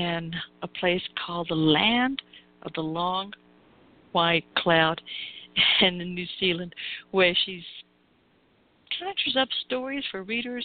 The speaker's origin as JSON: {"language": "English", "region": "American South", "country": "United States", "accent": "Southern", "said": "I've also got my not only American but my Southern accent in there with it"}